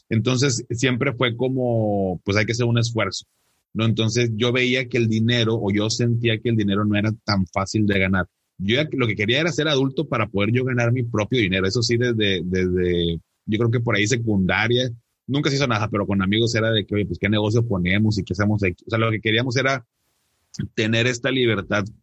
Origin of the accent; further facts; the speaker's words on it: Monterrey, Nuevo León, Mexico; born there; yo vivo acá en, en Monterrey, acá tienes tu casa. Em, soy regio de nacimiento